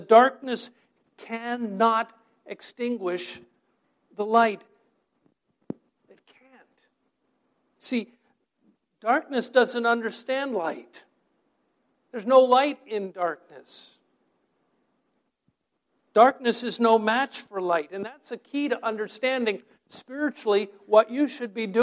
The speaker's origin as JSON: {"language": "English", "region": "New Hampshire", "country": "United States", "tie": "born or raised there", "moved": "yes", "lives_now": "Bergen County, New Jersey, United States", "said": "my high school friends that I grew up with up in New Hampshire"}